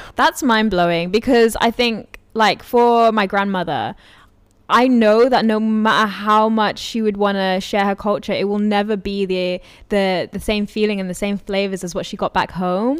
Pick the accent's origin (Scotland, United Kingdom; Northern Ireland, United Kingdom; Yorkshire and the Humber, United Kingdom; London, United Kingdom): London, United Kingdom; I'm from Brent